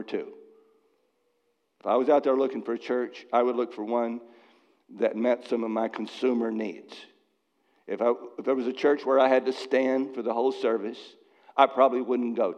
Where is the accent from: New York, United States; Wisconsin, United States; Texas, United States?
Texas, United States; Dallas; now in Massachusetts, United States; I was raised in Dallas